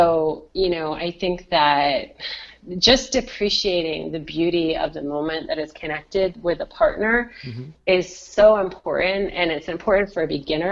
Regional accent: Rhode Island, United States; also born or lived in San Francisco; I know the community in my home state pretty well, Rhode Island

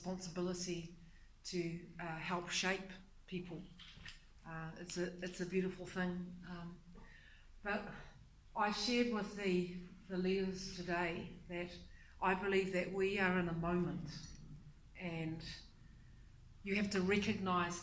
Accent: Taranaki, New Zealand; now in Tauranga, New Zealand; I'm originally from Taranaki. But I currently live in Tauranga Moana

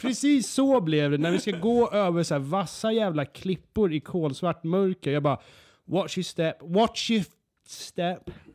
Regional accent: Sweden; also born or lived in United Kingdom (ancestry) / Skåne; Jag är från Sverige

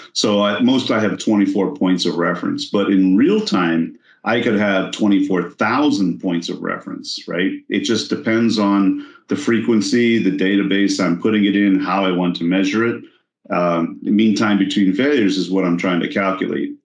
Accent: Texas, United States; I'm from Texas

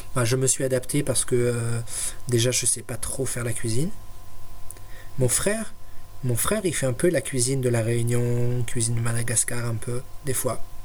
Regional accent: France; now in Sweden; je suis français

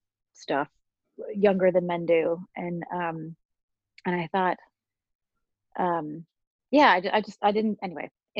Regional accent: Pittsburgh, Pennsylvania, United States; moved away as an adult; also born or lived in Indiana / Baltimore; now in New York, United States; I grew up in Pittsburgh

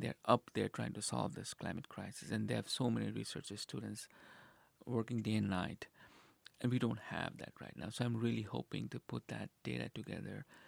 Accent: Nepal; moved away as an adult; now in Nebraska, United States; I'm originally from Nepal

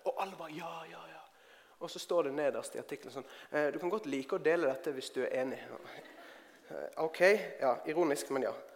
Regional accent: Bergen, Vestland, Norway; moved away as an adult; now in Oslo, Norway; Jeg kommer fra Bergen. Jeg har bodd i Oslo i over eh, tolv år.

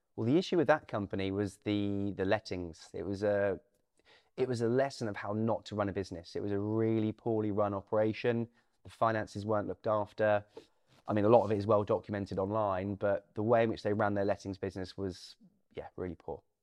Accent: Norwich, East of England, United Kingdom; also born or lived in Thorpe St Andrew; I'm from Norwich

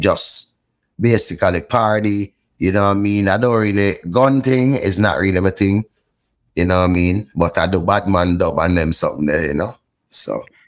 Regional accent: Port Antonio, Portland, Jamaica; also born or lived in Kingston, Jamaica; I grew up in Port Antonio, Jamaica, and then in Kingston, Jamaica for the older years of my life.

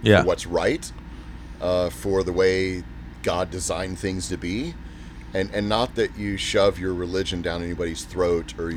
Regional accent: Texas, United States; moved away as an adult; also born or lived in Fort Worth / Southern California; we're originally from Texas

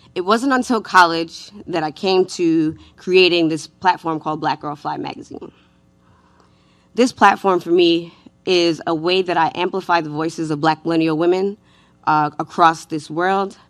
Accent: New York City, New York, United States; I was raised in New York City by a single mother in the nineties.

